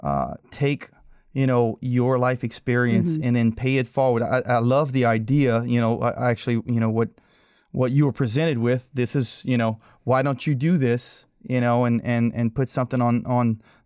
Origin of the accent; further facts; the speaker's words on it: Cajun, Louisiana, United States; accent: thick Cajun; my thick Cajun accent